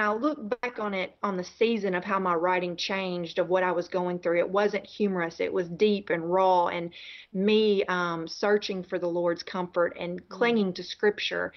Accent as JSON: {"language": "English", "region": "Tennessee", "country": "United States", "tie": "born or raised there", "moved": "yes", "said": "I am a Southerner, born and raised in Tennessee"}